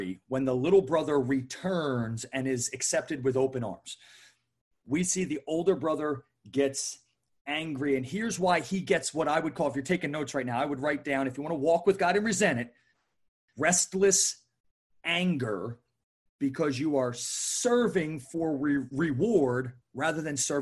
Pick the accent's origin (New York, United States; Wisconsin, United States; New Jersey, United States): New Jersey, United States; right outside of Philly; moved away as an adult; also born or lived in Chattanooga, Tennessee; I was born and raised right outside of Philly.